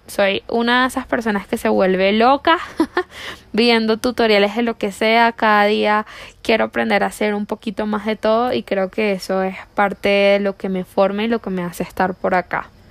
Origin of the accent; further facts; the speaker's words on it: La Guaira, Venezuela; moved away as an adult; now in Colombia; yo soy venezolana, vengo de una parte de Venezuela que se llama La Guaira y ahí está mi corazón.